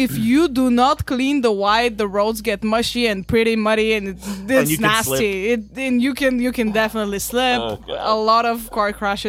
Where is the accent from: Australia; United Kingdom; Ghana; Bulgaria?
Bulgaria; Varna, Varna Province; You rarely see it in my hometown, which is Varna.